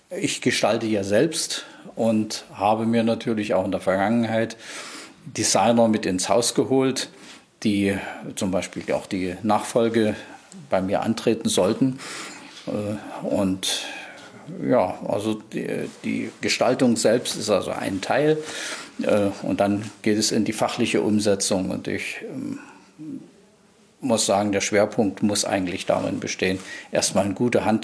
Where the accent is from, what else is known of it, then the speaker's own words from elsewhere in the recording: East Germany, Germany; Ich bin ja praktisch äh, in Ostdeutschland äh, groß geworden.